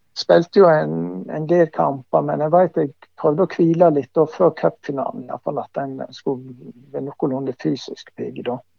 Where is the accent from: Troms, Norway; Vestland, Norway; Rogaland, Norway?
Vestland, Norway; Voss; moved away; also born or lived in Bryne; her hjemme på Voss